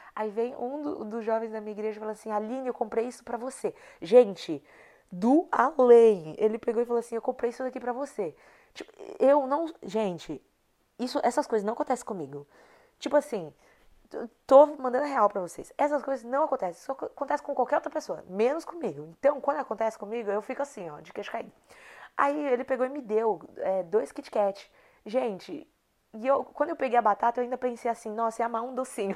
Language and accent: Portuguese; Brazil; moved away; a mentalidade que eu cresci no meu país, que eu cresci no Brasil